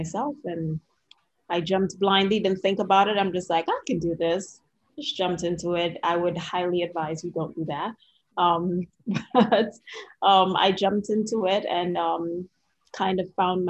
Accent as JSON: {"language": "English", "country": "Trinidad & Tobago", "moved": "yes", "lives_now": "Washington, D.C., United States", "said": "If you hear a little bit of an accent, it's because I'm originally from Trinidad and Tobago"}